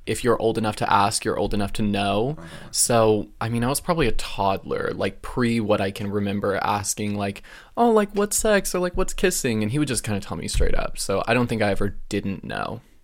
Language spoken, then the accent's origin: English; Alaska, United States; now in West Coast, United States; it was cool growing up in Alaska.